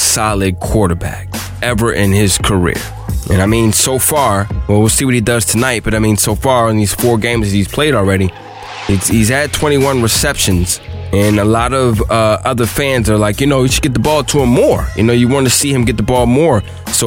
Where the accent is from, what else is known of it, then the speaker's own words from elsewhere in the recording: United States; here in my hometown